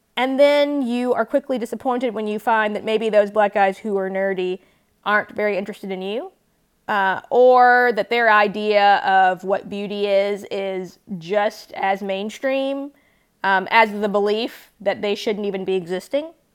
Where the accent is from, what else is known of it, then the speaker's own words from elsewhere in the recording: Mississippi, United States; as a black girl growing up in Mississippi in the nineties and early two thousands